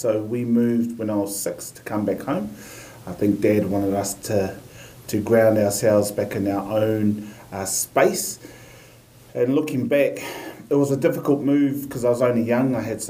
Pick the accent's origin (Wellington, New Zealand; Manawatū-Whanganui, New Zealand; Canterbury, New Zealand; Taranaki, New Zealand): Taranaki, New Zealand; born or raised there; also born or lived in Auckland, New Zealand; now in Opunake, New Zealand